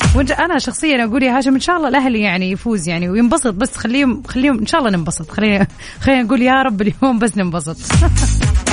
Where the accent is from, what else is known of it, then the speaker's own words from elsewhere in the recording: southern Saudi Arabia, Saudi Arabia; now in Jeddah, Saudi Arabia; انا من الجنوب